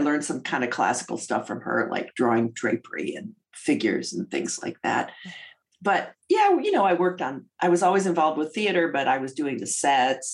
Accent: St. Charles, Illinois, United States; I was raised outside of Chicago in a suburb called St. Charles

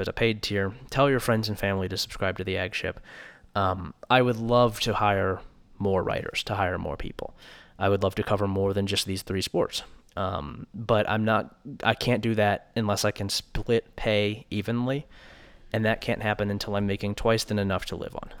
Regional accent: Columbus, Ohio, United States; moved away as an adult; now in Logan, United States; I grew up in Columbus, Ohio, and lived there until May when I moved out here to Logan

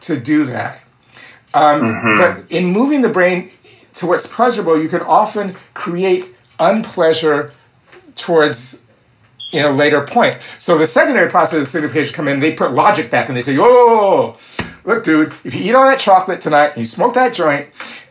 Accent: Minneapolis, Minnesota, United States; also born or lived in New Orleans / Ann Arbor; I'm 66 years old, I come from Minneapolis, by way of New Orleans, and Ann Arbor

